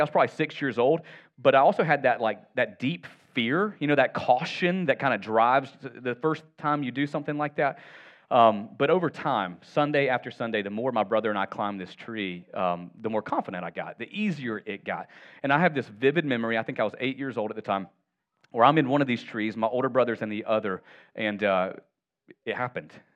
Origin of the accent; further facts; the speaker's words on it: Northwest Georgia, United States; I'm from Northwest Georgia. I had the real privilege of being raised in proximity to my extended family.